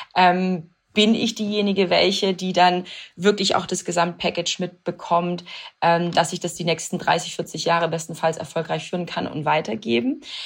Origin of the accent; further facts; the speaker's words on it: Swabia, Baden-Württemberg, Germany; ich bin wirklich heimatverbunden und ich liebe, ich liebe äh, das Schwabenländle